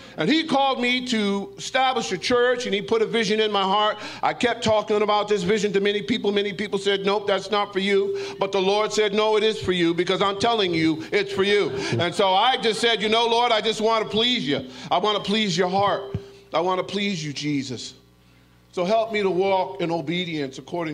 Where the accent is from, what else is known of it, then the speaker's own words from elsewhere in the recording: Norwich, Connecticut, United States; I'm from Norwich, Connecticut